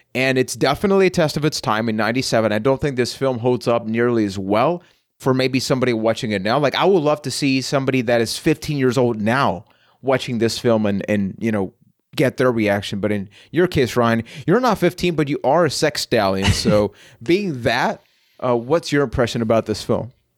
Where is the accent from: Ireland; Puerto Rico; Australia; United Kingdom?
Puerto Rico; San Juan; I am from San Juan, Puerto Rico.